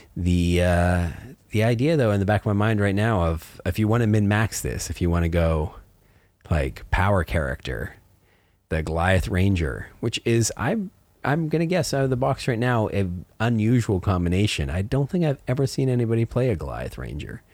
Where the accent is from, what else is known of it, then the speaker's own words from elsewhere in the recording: Canada; I grew up in Canada in the mountains.